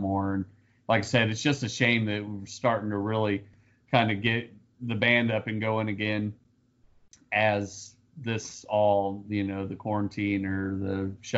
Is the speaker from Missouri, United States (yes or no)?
yes; Kansas City, Missouri, United States; I grew up in Kansas City